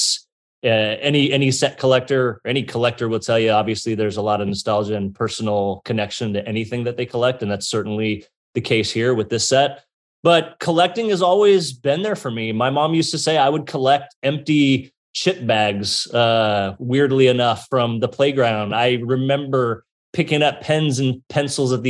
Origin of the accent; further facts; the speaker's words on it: Bay Area, California, United States; I grew up in California. I grew up in the Bay Area here